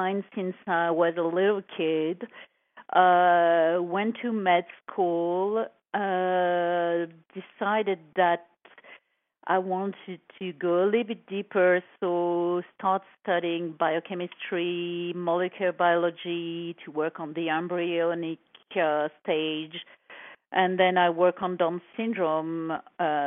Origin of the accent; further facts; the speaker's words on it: Paris, Île-de-France, France; English is a second language; moved away as an adult; also born or lived in Cannes, France; now in San Francisco Bay Area, United States; I was born in France, in Paris, in a very glamorous place called Saint-Germain-des-Prés. Mm-hmm. And I was raised there, moved back and forth between Paris and south of France, Cannes